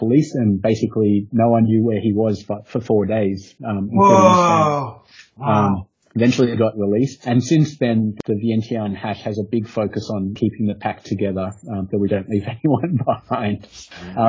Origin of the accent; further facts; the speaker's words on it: Australia; moved away as an adult; also born or lived in Cyprus; I'm from Australia, and I've never hashed in Australia.